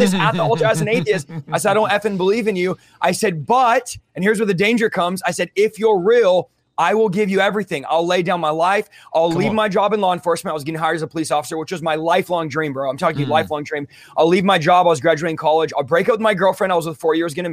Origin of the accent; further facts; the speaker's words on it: San Jose, California, United States; now in Central California, United States; growing up, moving out from the Bay, I was from San Jose, moving to Central California where I'm at now